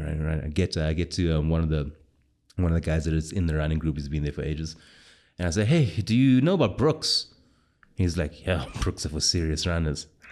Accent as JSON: {"language": "English", "country": "South Africa", "said": "as a South African"}